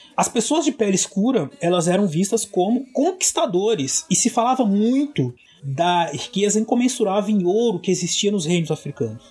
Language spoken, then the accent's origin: Portuguese; Brazil; eu e o César somos brasileiros